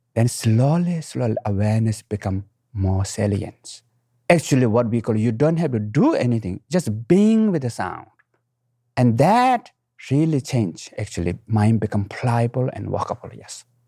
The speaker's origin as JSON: {"language": "English", "country": "Nepal", "tie": "born or raised there", "moved": "yes", "said": "I was born in the Himalayan mountain, right middle of the mountain, what we call Manasilo, eighth highest mountain in the world"}